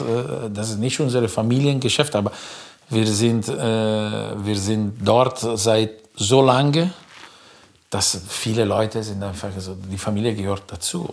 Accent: between Milan and Como, Lombardy, Italy; German is a second language; moved away as an adult; now in Germany; wo ich groß geworden bin, zwischen Mailand und Como

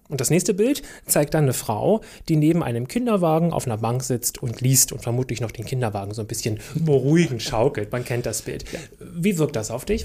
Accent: Germany; bei uns in Deutschland

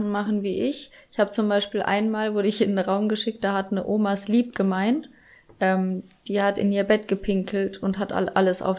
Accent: Bad Kissingen, Bavaria, Germany; in Bad Kissingen bei uns. Da, wo ich groß geworden bin.

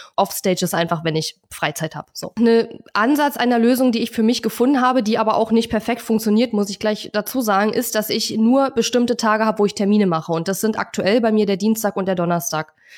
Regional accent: Germany; als Deutscher

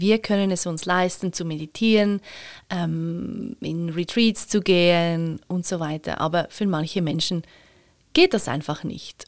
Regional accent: Switzerland; ich schon in der privilegierten Situation bin, Schweizerin bin

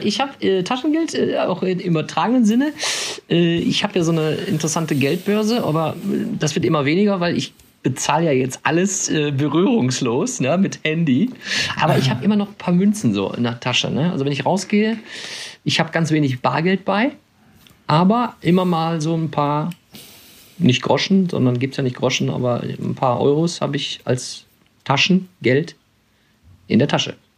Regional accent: Krefeld, North Rhine-Westphalia, Germany; Ich bin in Krefeld groß geworden, das ist ja der Niederrhein

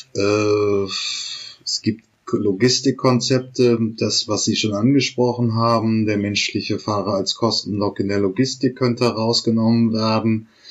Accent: the North, Northern Germany, Germany; ich komme ja hier auch aus dem Norden

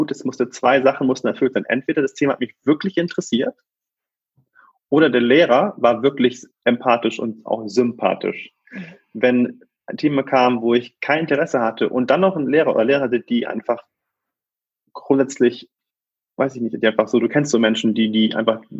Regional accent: Hamburg, Germany; wir sind äh, aufgewachsen im Vorort von Hamburg ähm, in einem kleinen Einfamilienhaus mit einem schönen Garten

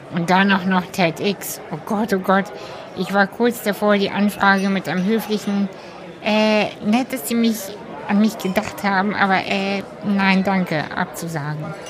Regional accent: Hamburg, Germany; ich bin ja in Hamburg auch aufgewachsen

